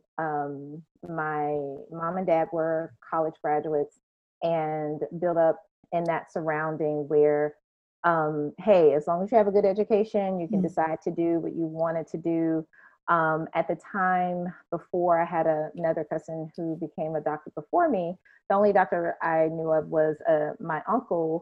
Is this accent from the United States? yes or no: yes; Shreveport, Louisiana, United States; now in Orlando, United States; I am from Louisiana, born and raised, a city in northwest corner of Louisiana, Shreveport